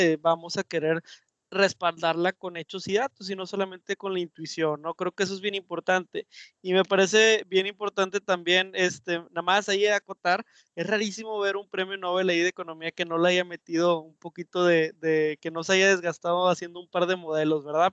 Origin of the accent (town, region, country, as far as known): Mexico